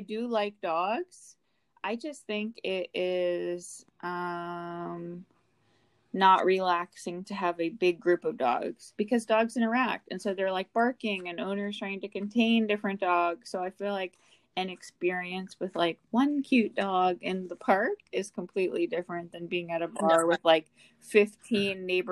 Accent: New York, United States; I'm a New Yorker.

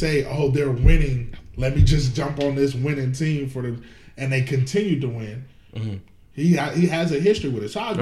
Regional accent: Los Angeles, California, United States; I'm from LA. I'm not from Oakland.

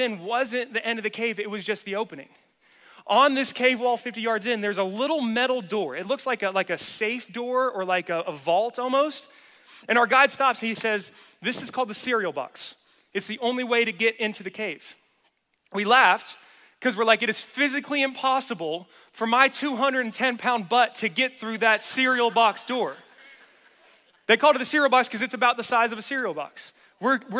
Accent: the South, United States; moved away; I'm from the South

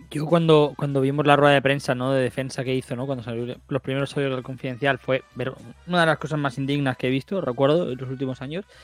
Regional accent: Andalusia, Spain; Es eh, porque soy andaluz, ¿no?

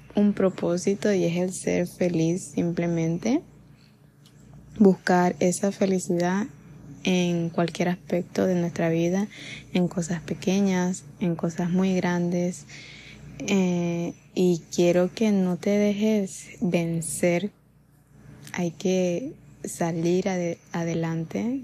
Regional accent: Venezuela; en ese tiempo la situación en mi país

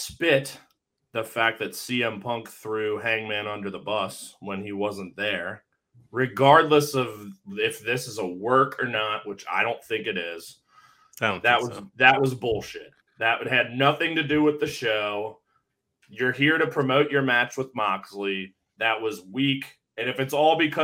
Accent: Cincinnati, Ohio, United States; I'm from Cincy

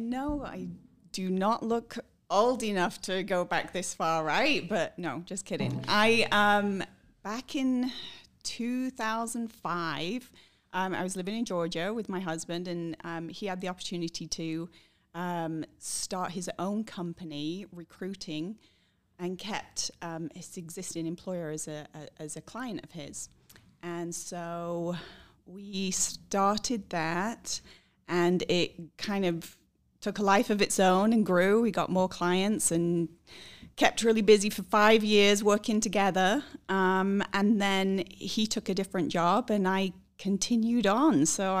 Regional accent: England, United Kingdom; also born or lived in Scotland; now in United States; So I am originally from the UK. I was born in Scotland and grew up in England.

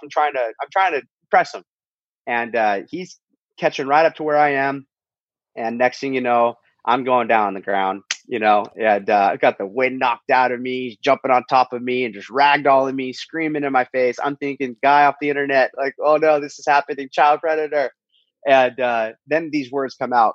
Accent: Huntington Beach, California, United States; my hometown, Huntington Beach, California

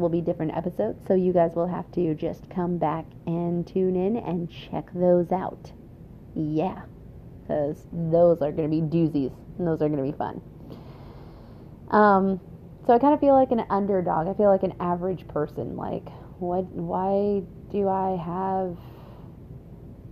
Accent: Washington, United States; also born or lived in Oregon / Wisconsin / Alberta, Canada; now in Indiana, United States; I was originally born and raised in Washington State

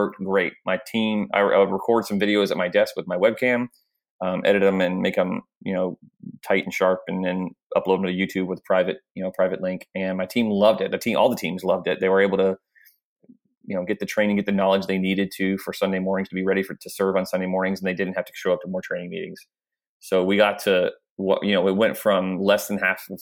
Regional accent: Jacksonville, Florida, United States; also born or lived in Oklahoma; I was serving in a church plant here in my hometown of Jacksonville, Florida

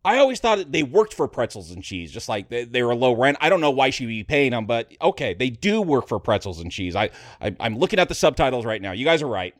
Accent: Vasquez Rocks area, California, United States; this is my hometown. Like Vasquez Rocks, where that Star Trek episode takes place and where Bill and Ted's going to get thrown off, that was just a few miles from where I lived

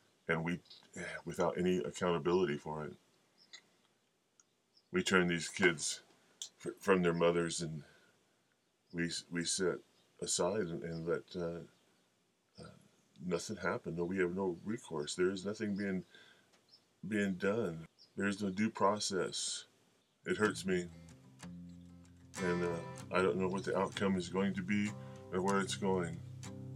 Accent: Bayfield, Colorado, United States; my hometown, the town I was born and raised in, Bayfield, Colorado

